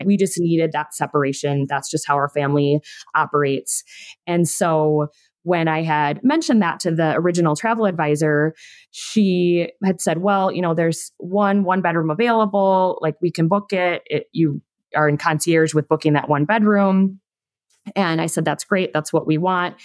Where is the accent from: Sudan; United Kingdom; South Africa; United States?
United States; Minnesota; I'm from the Midwest. Both Angie and I are Minnesotans.